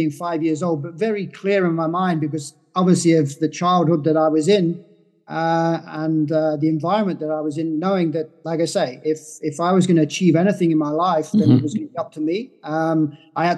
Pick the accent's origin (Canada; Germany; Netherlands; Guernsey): Guernsey; when I was born in Guernsey, I came from a very dysfunctional family